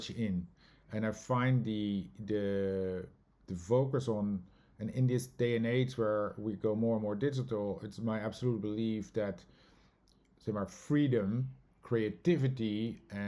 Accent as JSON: {"language": "English", "country": "Netherlands", "tie": "born or raised there", "moved": "as an adult", "lives_now": "New York, United States", "said": "myself growing up in the Netherlands"}